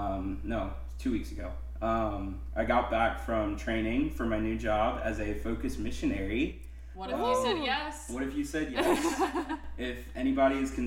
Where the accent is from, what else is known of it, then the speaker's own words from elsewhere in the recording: New Orleans, Louisiana, United States; moved away as an adult; also born or lived in Alabama; I am from New Orleans, Louisiana, originally